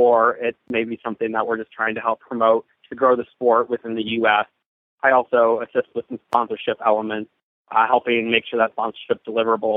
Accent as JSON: {"language": "English", "town": "Buffalo", "region": "New York", "country": "United States", "also_born_or_lived": "Kentucky", "moved": "yes", "said": "I'm originally from Buffalo, New York, and I grew up riding in the hunter jumper industry and moved down to Kentucky"}